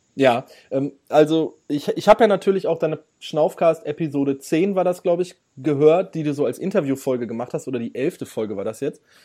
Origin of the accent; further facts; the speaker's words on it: Ruhr area, North Rhine-Westphalia, Germany; ich komme aus dem Ruhrgebiet